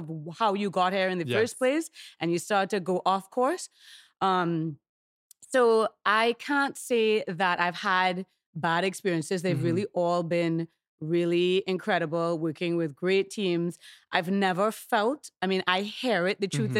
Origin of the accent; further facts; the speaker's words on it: Trinidad & Tobago; accent: Trinidadian; moved away; Which is, you know, a big reason that I speak in my Trinidadian accent.